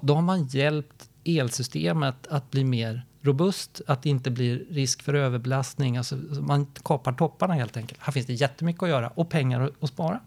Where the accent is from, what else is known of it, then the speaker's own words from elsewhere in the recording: Gothenburg, Västra Götaland, Sweden; din och min hemstad Hans, Göteborg